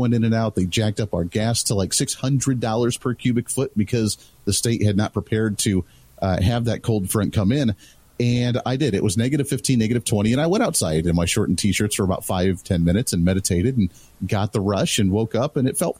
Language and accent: English; Colorado, United States; growing up in Colorado